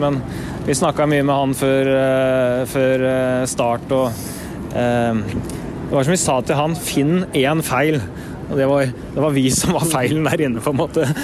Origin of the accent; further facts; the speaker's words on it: Norway; kommer vi fra Norge og har norsk tidsrytme